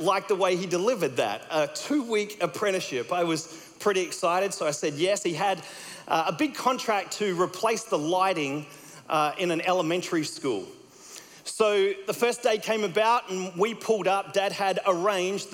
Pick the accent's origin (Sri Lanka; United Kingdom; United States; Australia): Australia; accent: Australian; my Australian accent